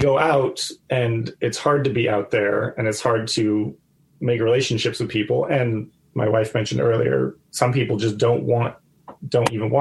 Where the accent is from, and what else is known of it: United States; moved away as an adult; now in Myanmar